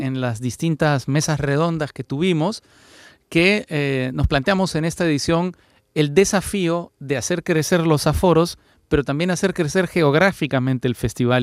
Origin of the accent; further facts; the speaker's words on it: Peru; Fernando y yo somos peruanos